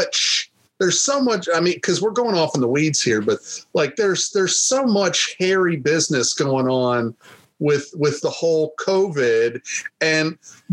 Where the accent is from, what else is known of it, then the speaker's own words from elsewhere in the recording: United States; as an American